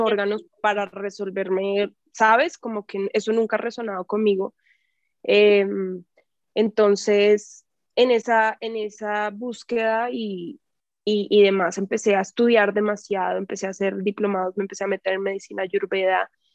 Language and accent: Spanish; Bogotá, Colombia; moved away as an adult; also born or lived in Mexico City, Mexico; now in Tepoztlán, Mexico; yo soy de Bogotá y crecí en la ciudad, o sea, crecí en el campo un rato porque vivía a las afueras de Bogotá en mi infancia